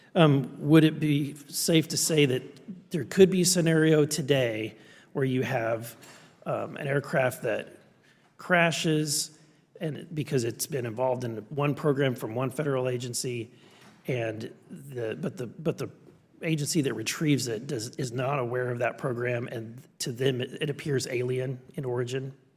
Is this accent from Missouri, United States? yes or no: yes; Missouri, United States; I'm from Missouri, you've gotta show me